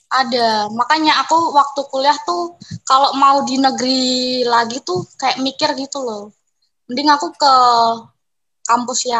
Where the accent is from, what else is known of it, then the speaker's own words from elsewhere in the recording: Indonesia; Kita kan sama-sama orang Indo. Meskipun kita keturunan Cina kan kita lahirnya di Indo gitu loh.